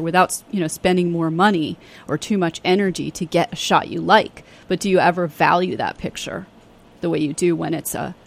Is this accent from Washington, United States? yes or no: no; New York City, New York, United States; I grew up in New York City